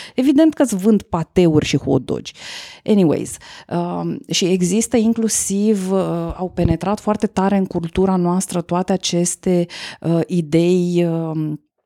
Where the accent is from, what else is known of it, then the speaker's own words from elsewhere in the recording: Romania; noi, ca români